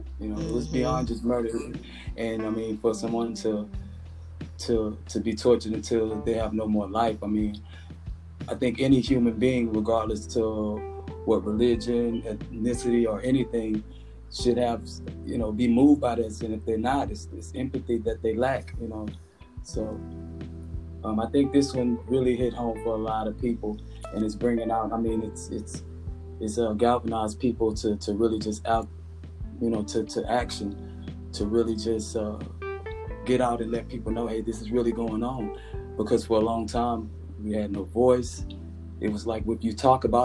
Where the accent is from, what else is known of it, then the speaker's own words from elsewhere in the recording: Beaumont, Texas, United States; I'm from Beaumont, Texas